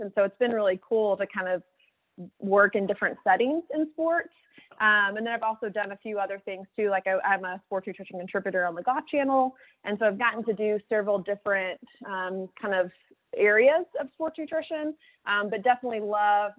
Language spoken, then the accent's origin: English; Dallas, Texas, United States; moved away as an adult; also born or lived in Auburn, Alabama / Bloomington, Indiana; I grew up in Dallas